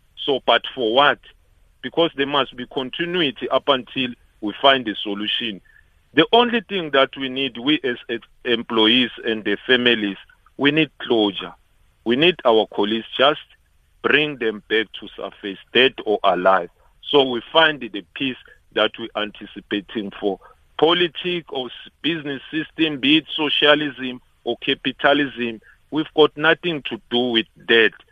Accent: South Africa; all of us as South African

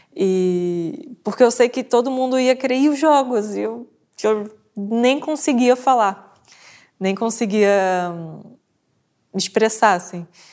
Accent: Brazil; moved away as an adult; now in Portugal; nasci no Brasil, vim para cá

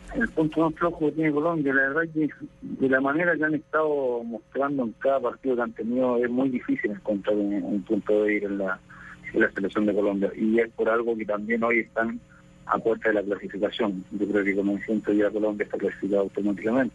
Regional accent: Chile; nosotros como chilenos

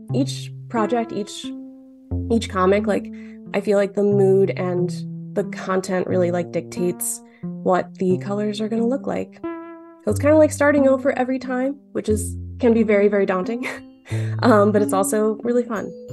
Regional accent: Dearborn, Michigan, United States; I grew up in Dearborn

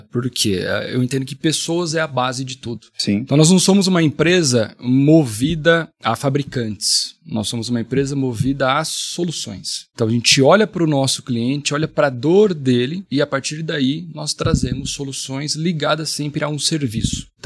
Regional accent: Marília, São Paulo, Brazil; accent: caipira; moved away as an adult; also born or lived in Barueri, São Paulo; Eu sou de Marília, interior

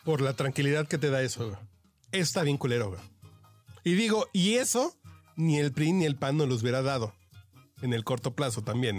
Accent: Mexico City, Mexico; Yo soy un troglodita de Tacubaya

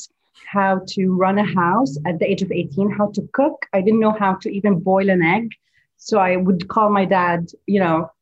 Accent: Beirut, Beirut Governorate, Lebanon; also born or lived in Dubai, United Arab Emirates; now in Gulf; my hometown, Beirut

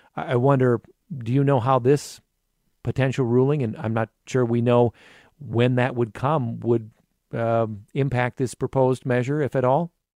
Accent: Cedar Falls, Iowa, United States; growing up in Cedar Falls

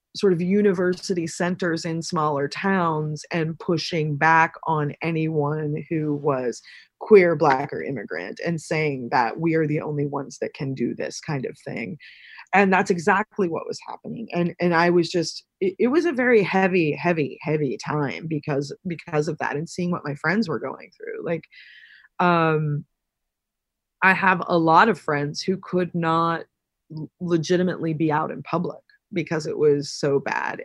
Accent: Pennsylvania, United States; moved away; also born or lived in New York; this town, my hometown, was one of the first towns in the, in the United States to start manufacturing less lethal munitions

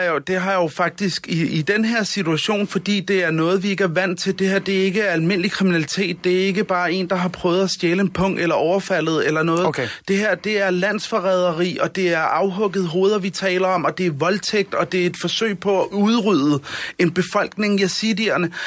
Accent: Denmark

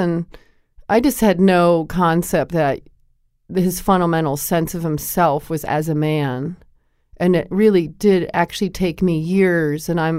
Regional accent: Connecticut, United States; I grew up in Connecticut, and I played basketball.

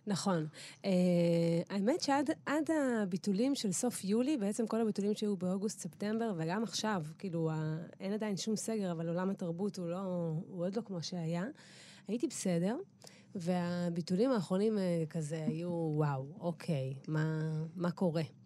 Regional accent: Eilat, Southern District, Israel; moved away; also born or lived in Tel Aviv; אני הבנתי שאני גדלתי במקום מטורף, אבל מצד שני נולדתי שם

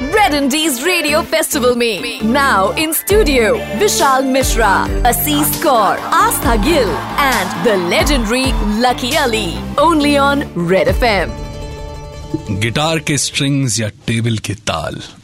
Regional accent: Uttar Pradesh, India; उत्तर प्रदेश की एक हसीन धरती पे पैदा हुआ

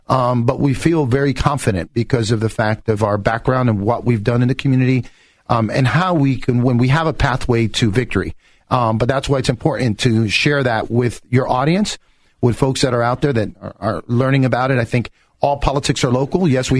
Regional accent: New York, United States; now in Windermere, United States; I am originally from New York, but my parents are from Puerto Rico, so I speak Spanish fluently.

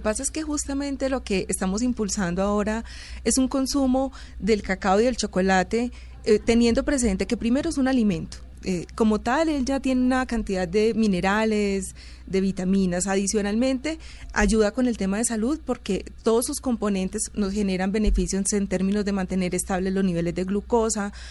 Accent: Colombia; los colombianos eh, consumimos chocolate en taza

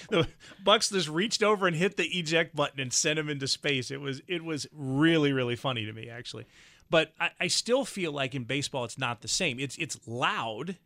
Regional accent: the South, United States; moved away; I'm from the South

